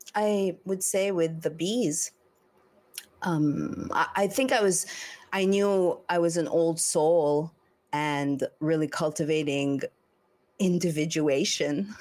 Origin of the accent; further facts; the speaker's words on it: Montreal, Quebec, Canada; moved away; also born or lived in Los Angeles; I'm from Montreal